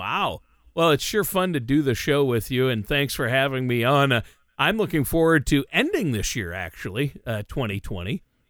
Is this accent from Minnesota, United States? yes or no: yes; Minnesota, United States; also born or lived in Los Angeles / Nashville; I moved around a little bit, but I'm from Minnesota.